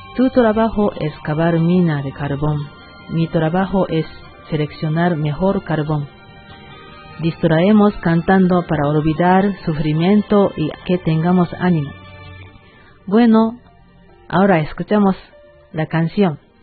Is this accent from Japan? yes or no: yes; Fukuoka, Japan; Spanish is a second language; moved away as an adult; now in Bolivia; Letra expresa su vida cotidiana en Prefectura Fukuoka, que es mi tierra natal